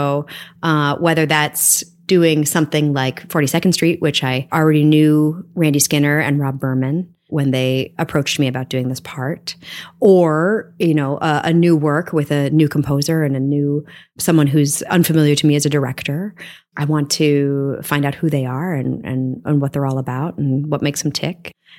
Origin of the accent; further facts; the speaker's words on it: Evanston, Illinois, United States; also born or lived in Milwaukee / New York City; now in Maplewood, United States; I am originally from Evanston, Illinois, but also Milwaukee, Wisconsin. I now live in Maplewood, New Jersey, after a 20-year stint in New York City.